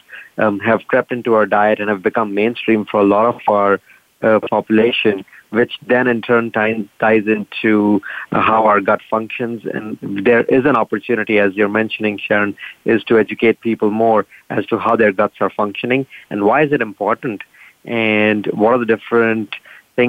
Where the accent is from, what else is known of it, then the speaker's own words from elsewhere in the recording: northern India, India; moved away as an adult; also born or lived in San Diego, United States; now in Rochester, United States; I grew up in India, in northern India, and went to medical school in India